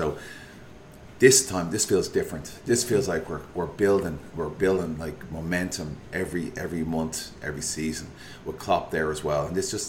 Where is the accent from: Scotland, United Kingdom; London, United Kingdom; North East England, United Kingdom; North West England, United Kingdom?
North West England, United Kingdom; Liverpool; Like, I'm from Liverpool, fellow Liverpool fans.